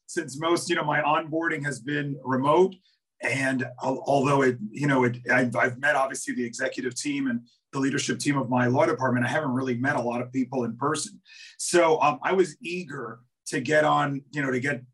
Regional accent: New York, United States; born and raised in New York and spent most of my career here, you know, in New York

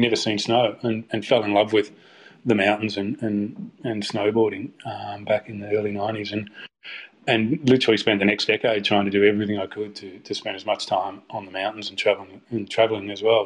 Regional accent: Melbourne, Victoria, Australia; moved away as an adult; also born or lived in London, United Kingdom / Liverpool, United Kingdom; I'm from Melbourne originally, but uh, moved, to, moved to London in 2005

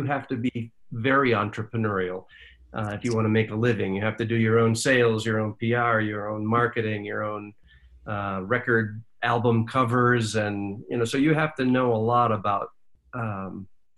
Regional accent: Jamestown, New York, United States; I grew up in a sleepy little town called Jamestown, New York, upstate New York

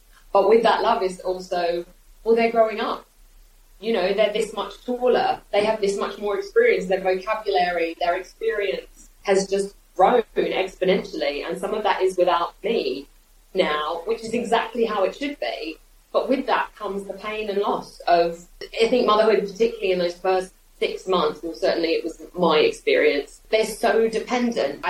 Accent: Australia; now in United Kingdom; I grew up in Australia

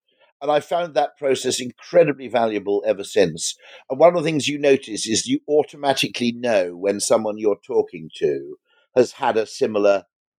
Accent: Llanbadarn, Wales, United Kingdom; born there; And I was born in Llanbadarg, which is a tiny Welsh village, which also gave birth to Alfred Russel Wallace.

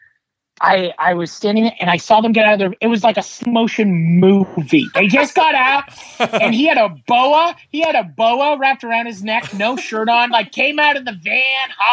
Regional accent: Fort Erie, Ontario, Canada; I grew up in Fort Erie next to Buffalo

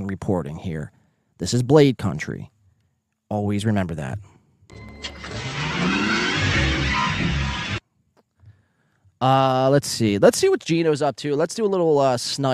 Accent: Northeast, United States; accent: Northeastern; that's just my Northeastern accent

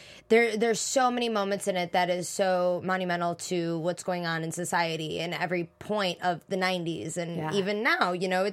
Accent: Chicago, Illinois, United States; I come from the South Side of Chicago. I'm very, very about Shameless, about Roseanne. I love my area.

